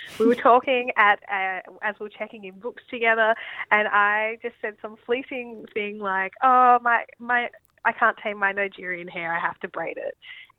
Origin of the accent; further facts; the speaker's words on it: Australia; I'm Australian.